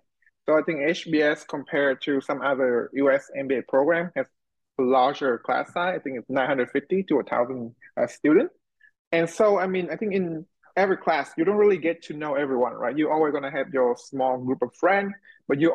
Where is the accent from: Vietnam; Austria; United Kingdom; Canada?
Vietnam; moved away; also born or lived in United States; go back to my home country